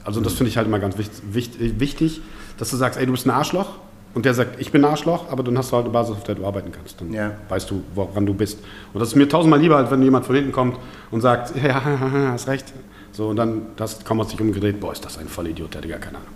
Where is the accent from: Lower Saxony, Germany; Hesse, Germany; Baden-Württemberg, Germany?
Lower Saxony, Germany; Osnabrück; born or raised there; also born or lived in Balkans (family origin)